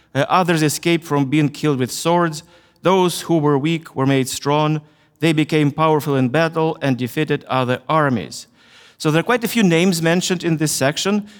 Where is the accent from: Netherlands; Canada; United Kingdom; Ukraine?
Ukraine; I was born in Ukraine, in, in the Soviet Union, the country I, I loved, which collapsed in 1991, and now my country is Ukraine